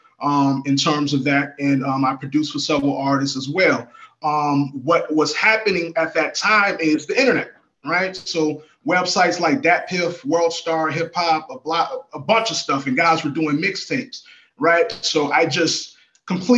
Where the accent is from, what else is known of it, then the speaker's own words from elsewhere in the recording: Chicago, Illinois, United States; also born or lived in Miami; now in Atlanta, United States; And I am from Chicago. I'm a Chicago native